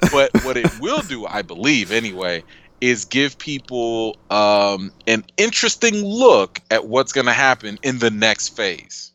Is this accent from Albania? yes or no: no; Chicago, Illinois, United States; I'm a Chicagoan till Chicago ends